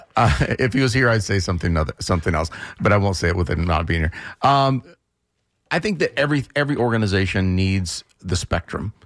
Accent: central Florida, United States; now in Tampa, United States; I was born in central Florida, moved to Tampa forty-ish years ago

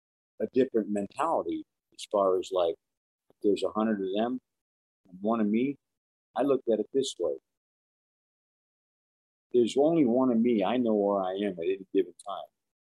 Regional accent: New York City, New York, United States; growing up in Brooklyn

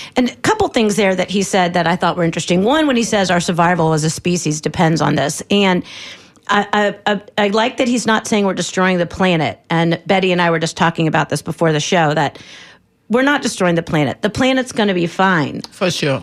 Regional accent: Ohio, United States; now in Tampa Bay, United States; I grew up in Ohio

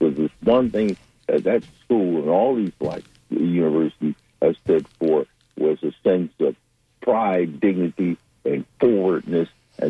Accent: Detroit, Michigan, United States; When I went to FAMU, the one thing I did, and I came up from Detroit, is we had good teachers.

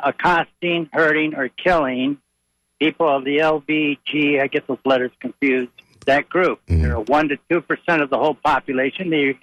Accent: Detroit, Michigan, United States; I grew up in Detroit. I grew up during the riots of Detroit

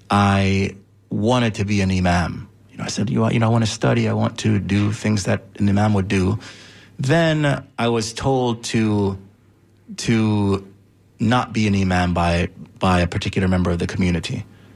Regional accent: Jamaica; was of course as a Jamaican, knew, was familiar with the Rastafarian movement.

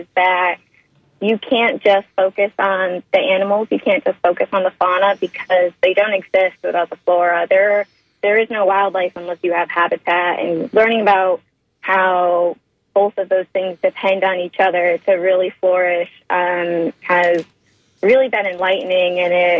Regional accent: Chautauqua County, Western New York, United States; moved away; I'm from the Western New York region. I'm about an hour and a half south of Buffalo, New York, in a pretty rural area of the state in Chautauqua County. That's where I grew up

